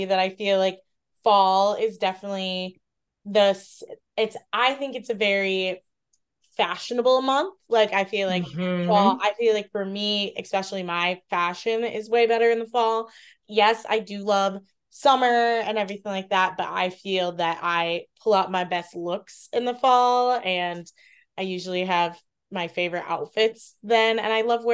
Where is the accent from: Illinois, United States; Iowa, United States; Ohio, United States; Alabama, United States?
Iowa, United States; moved away; I grew up in the Midwest, like it just seems autumn seems like a very Midwest season, you know, because obviously like growing up in Iowa